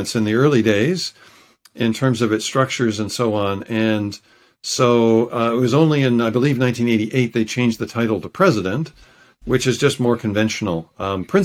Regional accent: United States; moved away as an adult; now in Vancouver, Canada; I'm American originally

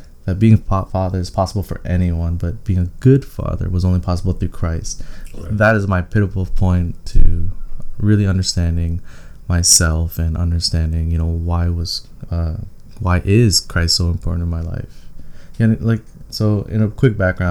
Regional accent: Toronto, Ontario, Canada; I was born and raised in Toronto.

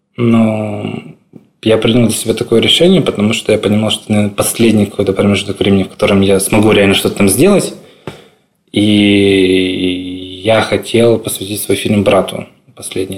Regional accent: Crimea, Ukraine; moved away as an adult; now in Kyiv, Ukraine; своим домом то небольшое село, с которого мы родом

